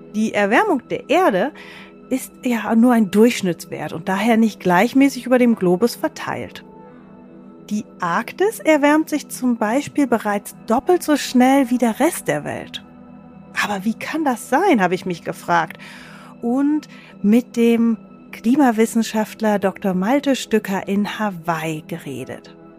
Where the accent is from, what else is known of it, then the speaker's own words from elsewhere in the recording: Germany; bei uns in Deutschland